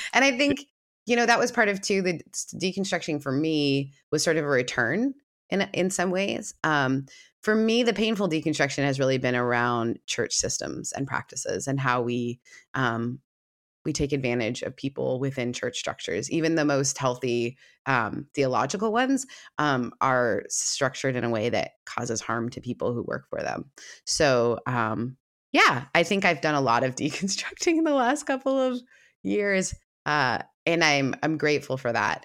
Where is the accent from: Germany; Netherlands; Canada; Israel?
Canada; moved away; also born or lived in the American South; I grew up in a very progressive setting because I am Canadian